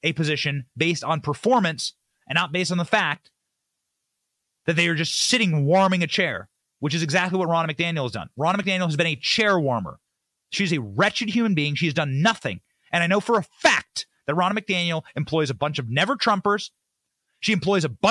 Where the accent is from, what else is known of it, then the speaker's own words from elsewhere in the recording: Iowa, United States; I'm from Iowa.